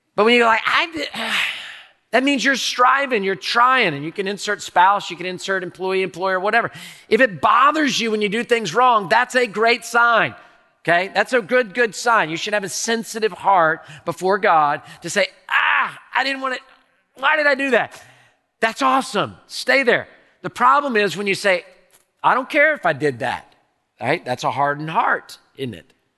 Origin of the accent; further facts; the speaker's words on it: Houston, Texas, United States; I'm a native Houstonian. I was born in Herman Hospital in the medical center.